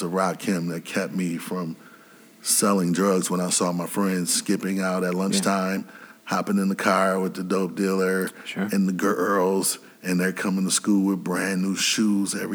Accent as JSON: {"language": "English", "town": "Grand Rapids", "region": "Michigan", "country": "United States", "tie": "born or raised there"}